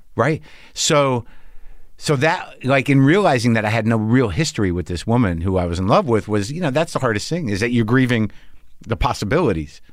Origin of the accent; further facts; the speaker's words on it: New Jersey, United States; I'm born in Jersey